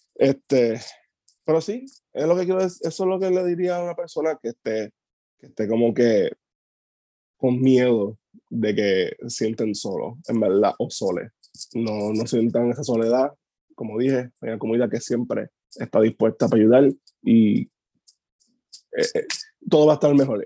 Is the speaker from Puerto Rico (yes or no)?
yes; Maunabo, Puerto Rico; also born or lived in Caguas / Patillas; now in Humacao, Puerto Rico; Yo nací en Cagua, me crié en Maunabo y Patilla y vivo ahora en Macao